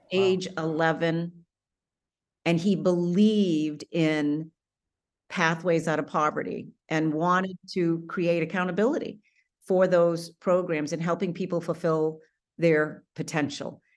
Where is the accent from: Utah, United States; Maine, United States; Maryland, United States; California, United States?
Maine, United States; also born or lived in Washington D.C. / Atlanta, Georgia; back in my home state of Maine